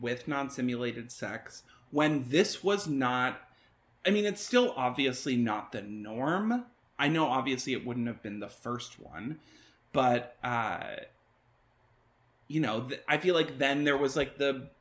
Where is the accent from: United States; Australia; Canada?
Canada; as like Canadian people